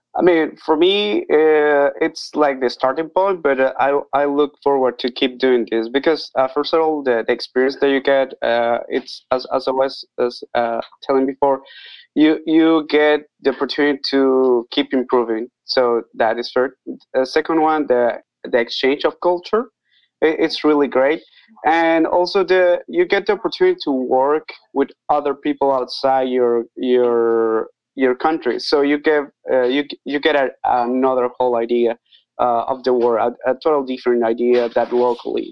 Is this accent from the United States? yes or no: no; Costa Rica; now in Nicaragua; I am from Costa Rica, but I live in Nicaragua